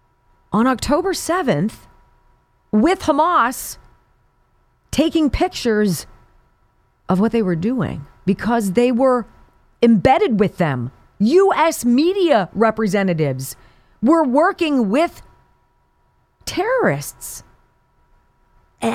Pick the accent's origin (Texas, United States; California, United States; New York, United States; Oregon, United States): California, United States; Southern; growing up in Southern California